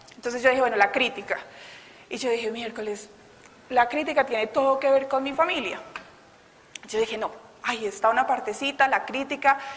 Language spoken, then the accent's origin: Spanish; Bogotá, Colombia; todavía soy muy rola